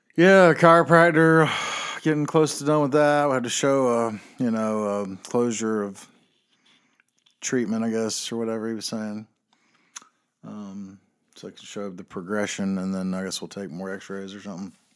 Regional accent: North Carolina, United States; I am from North Carolina

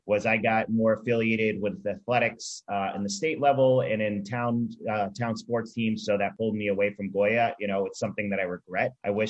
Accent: Westwood, Massachusetts, United States; also born or lived in West Roxbury, Massachusetts; I grew up in Westwood, Massachusetts. My family moved there when I was about 3 years old from West Roxbury. I grew up in the Rosendale Church

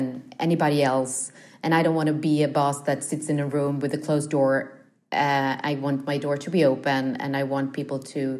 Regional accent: Stockholm, Stockholm County, Sweden; I grew up in the Studio One at the TV house here in Stockholm

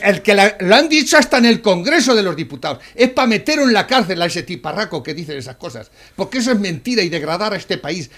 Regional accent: Spain; en mi país, España

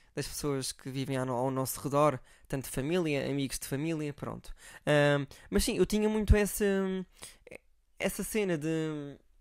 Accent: Algarve, Portugal; moved away; eu sou do Algarve

